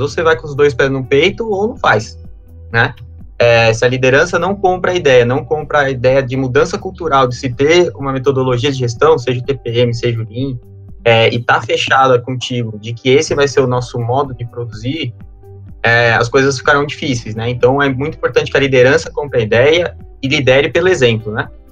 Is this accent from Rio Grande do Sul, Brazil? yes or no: no; São Paulo, Brazil; eu sou paulistano